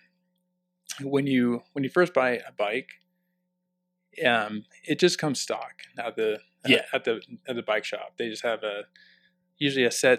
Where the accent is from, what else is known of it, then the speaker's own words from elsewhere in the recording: Clearwater, Florida, United States; also born or lived in Southern California; now in Westminster, United States; I grew up in Clearwater